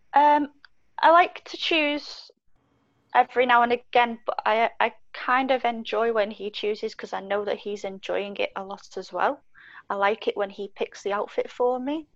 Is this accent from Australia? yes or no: no; Wales, United Kingdom; now in Manchester, United Kingdom; I grew up in Wales for a period of time